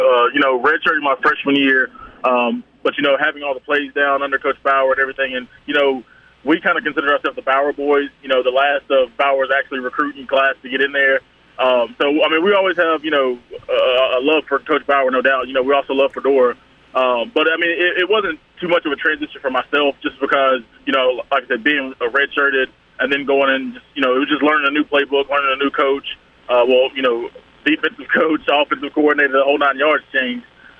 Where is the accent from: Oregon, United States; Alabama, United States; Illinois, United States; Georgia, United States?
Alabama, United States; Well, you're kind of born into it. Either you're an Alabama or Auburn fan.